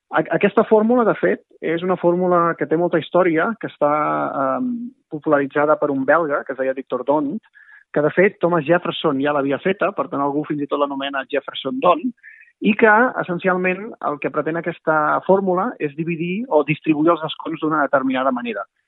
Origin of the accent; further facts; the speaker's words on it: Maresme, Catalonia, Spain; jo sóc del Maresme